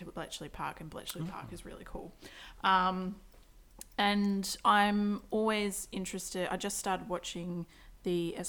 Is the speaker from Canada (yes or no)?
no; Australia; being an Australian history student in high school